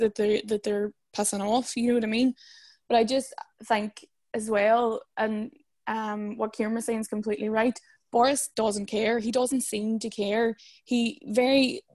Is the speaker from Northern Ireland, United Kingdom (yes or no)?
yes; Derry, Northern Ireland, United Kingdom; I'm from Derry City